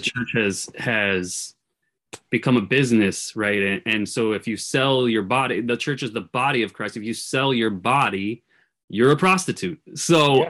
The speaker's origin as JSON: {"language": "English", "region": "California", "country": "United States", "tie": "born or raised there", "said": "I grew up in California"}